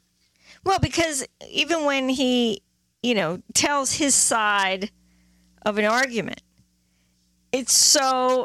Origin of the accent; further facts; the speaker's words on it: Lincoln, East Midlands, United Kingdom; moved away; I was born in the town of Lincoln in Lincolnshire.